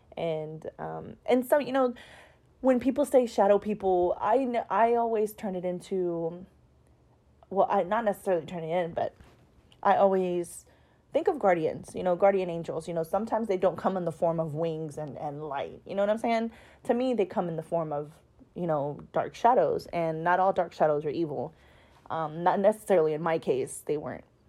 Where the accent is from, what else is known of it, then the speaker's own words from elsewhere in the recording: Houston, Texas, United States; I'm from Houston, Texas